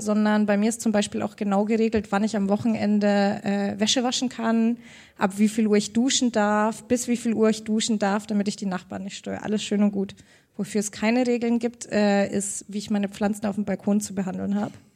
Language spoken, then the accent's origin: German; Augsburg, Bavaria, Germany; Ich bin ja aus Augsburg, Bayern